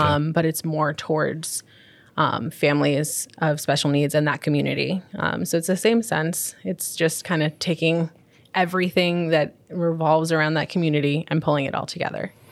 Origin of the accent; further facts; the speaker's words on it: Long Island, New York, United States; moved away; also born or lived in Florida; I spent most of my, um, childhood being raised, um, on Long Island